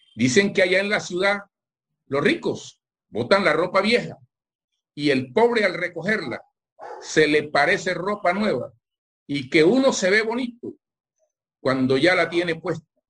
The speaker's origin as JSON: {"language": "Spanish", "town": "Barranquilla", "region": "Atlántico", "country": "Colombia", "also_born_or_lived": "Zapatoso", "lives_now": "Caracolí, Colombia", "said": "Yo siempre he vivido en Barranquilla. Yo soy de pueblo de Zapatoso, un corregimiento"}